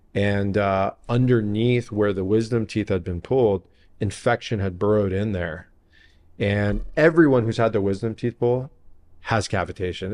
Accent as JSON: {"language": "English", "town": "San Diego", "region": "California", "country": "United States", "tie": "born or raised there", "also_born_or_lived": "Encino, Los Angeles / La Jolla", "said": "I'm, I'm born and raised in San Diego"}